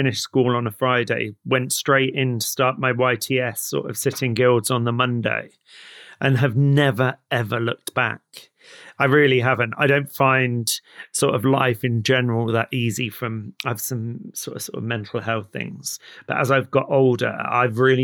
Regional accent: Somerset, South West England, United Kingdom; also born or lived in London; I was born in London, in East London, but I was brought up down in Somerset

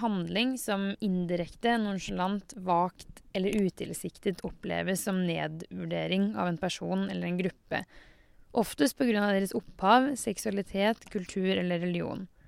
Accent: Norway; Jeg har også vokst opp med brunost og skidag

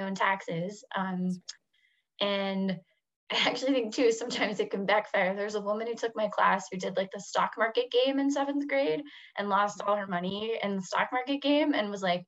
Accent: Houston, Texas, United States; moved away as an adult; also born or lived in Washington, D.C.; I'm from Houston

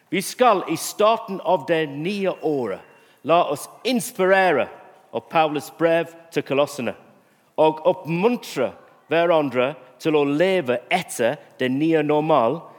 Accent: England, United Kingdom; Norwegian is a second language; Men også at jeg er en engelskmann og

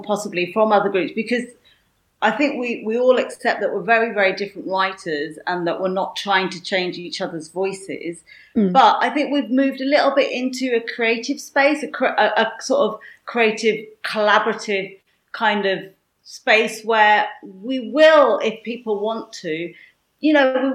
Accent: Yorkshire and the Humber, United Kingdom; I might be from Yorkshire, but I could definitely not pull off the Yorkshire accent.

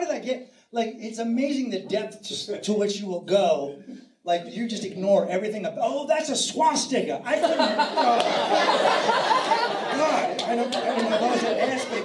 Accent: San Francisco, California, United States; I'm from San Francisco

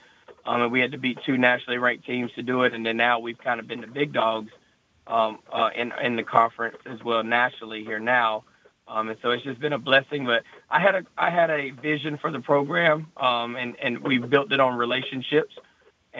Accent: Thomasville, Georgia, United States; moved away as an adult; also born or lived in Rome, Georgia / Melbourne, Florida; I'm originally from Thomasville, Georgia. So it's just north of Tallahassee, Florida. So I grew up in South Georgia

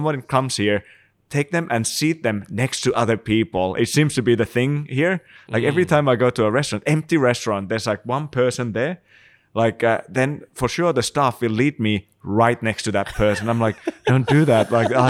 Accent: Finland; English is a second language; Maybe that's also the reason why I'm in exile from Finland. They send me out, you know.

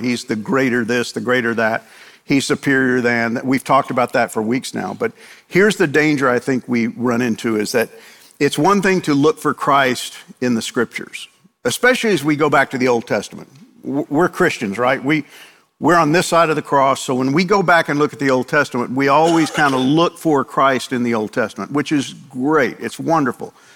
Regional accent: New York, United States; moved away; I grew up in New York, and I know all about Italians

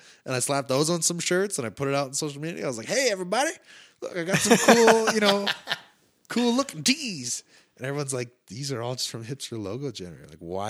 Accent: Calgary, Alberta, Canada; So I wanted something that really represented Calgary and represented me as a Calgarian traveling around

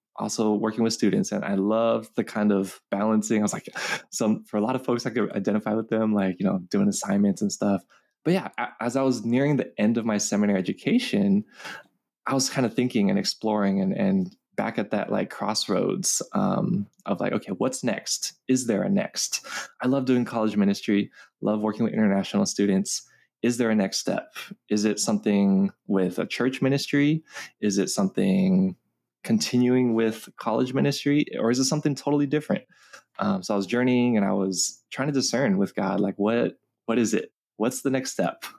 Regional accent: Los Angeles, California, United States; I grew up here in Los Angeles, California, um, been born and raised here, still live here

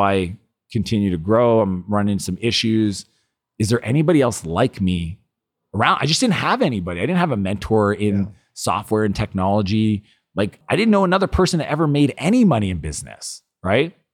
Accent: Canada; I'm Canadian

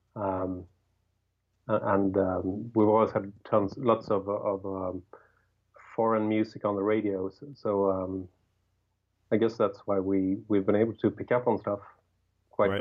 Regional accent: Sweden; English is a second language; we growing up in Sweden

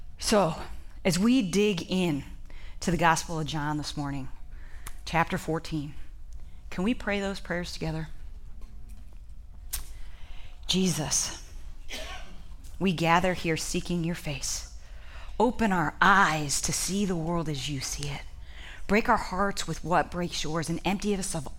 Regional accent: Ohio, United States; I am from Ohio

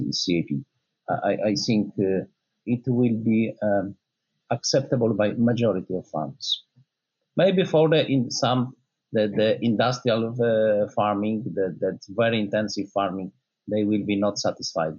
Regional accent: Poland; my home country, Poland

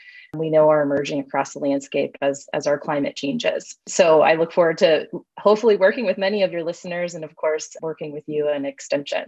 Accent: Wisconsin, United States; now in Minnesota, United States; I grew up in Wisconsin, so still a Midwesterner, but not a Minnesotan

